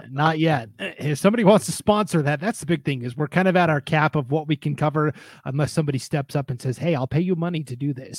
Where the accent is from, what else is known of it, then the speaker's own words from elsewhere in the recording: Missoula, Montana, United States; Growing up in Missoula, Montana, we went every summer to Safeco Field